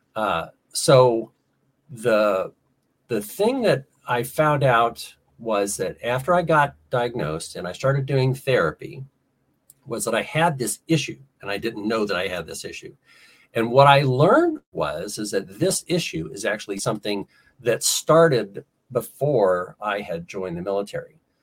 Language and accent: English; Ohio, United States; also born or lived in South Carolina / Orlando, Florida; I grew up in Ohio.